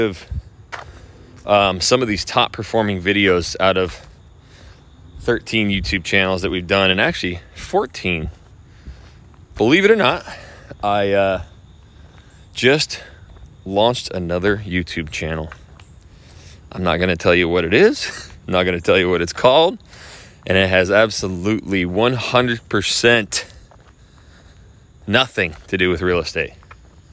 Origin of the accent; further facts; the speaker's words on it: Idaho, United States; moved away; I am from Idaho.